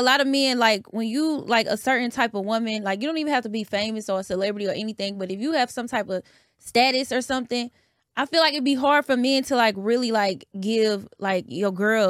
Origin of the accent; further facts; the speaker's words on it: Houston, Texas, United States; I'm from the North Side.